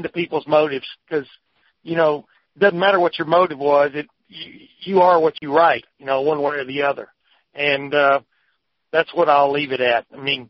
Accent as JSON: {"language": "English", "region": "Texas", "country": "United States", "tie": "born or raised there", "also_born_or_lived": "Alabama", "moved": "as an adult", "lives_now": "Ohio, United States", "said": "Growing up in Alabama, my dad took me and my older brother Ben to Alabama home games from 61 to 64, and then we moved to Texas"}